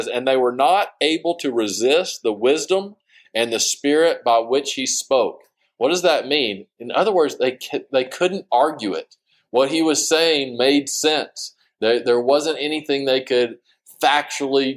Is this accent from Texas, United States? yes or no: yes; Sterling City, Texas, United States; I grew up in Sterling City.